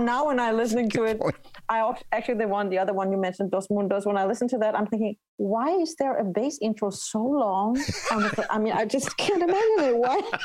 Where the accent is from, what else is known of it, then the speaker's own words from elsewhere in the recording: Denmark; first language Danish; English is a second language; my native tongue danish